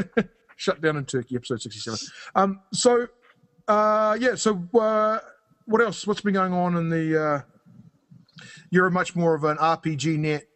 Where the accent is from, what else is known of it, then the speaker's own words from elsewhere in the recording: New Zealand; now in Canada; I live in Canada, so I've got, and I'm from New Zealand